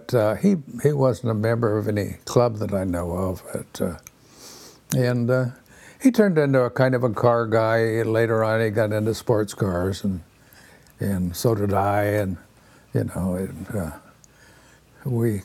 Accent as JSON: {"language": "English", "town": "Pasadena", "region": "California", "country": "United States", "tie": "born or raised there", "also_born_or_lived": "Flintridge, California / Oregon / Temple City, California", "said": "I was born in Flint Ridge, a suburb of Pasadena. And we moved to Pasadena when I was about 12 years old"}